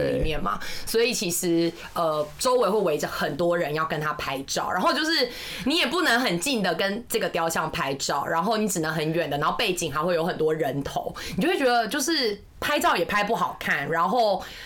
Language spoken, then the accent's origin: Chinese; Kaohsiung, Taiwan; 因为我是高雄人嘛，那当然去垦丁也去了